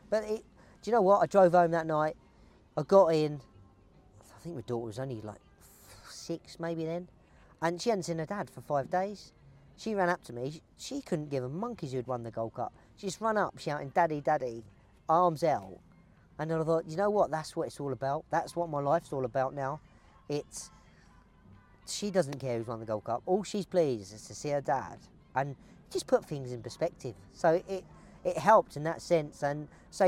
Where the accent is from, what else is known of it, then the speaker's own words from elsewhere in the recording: Brighton, South East England, United Kingdom; I'm from Brighton